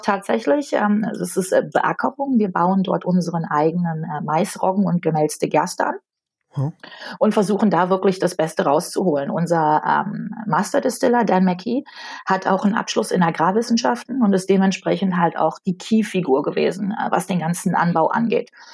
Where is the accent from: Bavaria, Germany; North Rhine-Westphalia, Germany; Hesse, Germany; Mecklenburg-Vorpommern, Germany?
North Rhine-Westphalia, Germany; ich komme aus Nordrhein-Westfalen